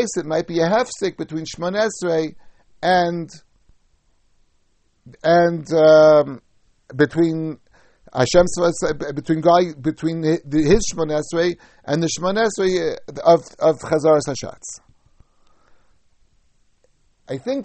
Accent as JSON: {"language": "English", "country": "United States", "tie": "born or raised there", "said": "when I was young, growing up in America"}